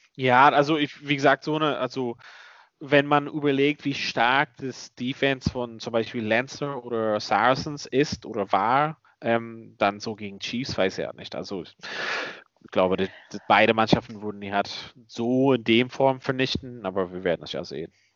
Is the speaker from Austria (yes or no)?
no; Ulster, Northern Ireland, United Kingdom; moved away; da, wo ich herkomme